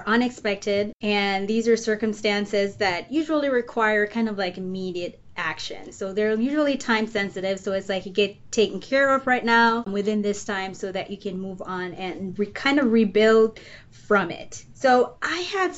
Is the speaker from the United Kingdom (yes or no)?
no; Jamaica; moved away as an adult; now in Illinois, United States; I grew up in Jamaica. So I believe it's the southeastern side of the island.